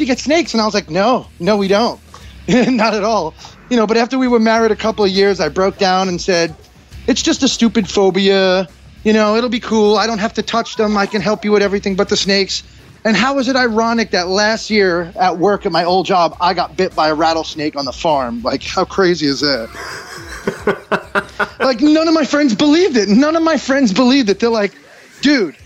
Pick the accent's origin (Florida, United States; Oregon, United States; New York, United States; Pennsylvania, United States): New York, United States; accent: New York; I'm from New York